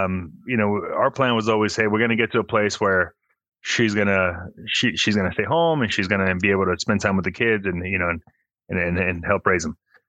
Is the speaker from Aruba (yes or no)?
no; Mexico; born there; also born or lived in Phoenix; So I was born in Mexico. My dad's American. He was a chef. He moved out to Las. Well, we first went to Phoenix, worked there as a chef in a country club. We moved back to Mexico.